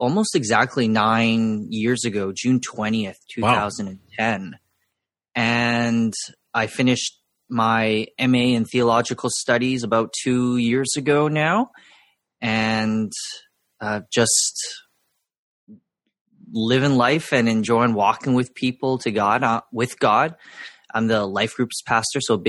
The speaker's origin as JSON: {"language": "English", "town": "Vancouver", "region": "British Columbia", "country": "Canada", "tie": "born or raised there", "said": "I was born and raised in Vancouver"}